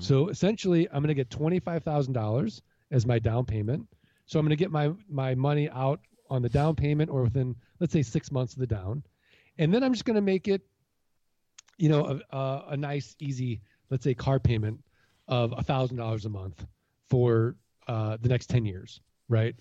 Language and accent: English; St. Louis, Missouri, United States; now in Arizona, United States; I'm originally from Saint Louis, Missouri, the Show Me State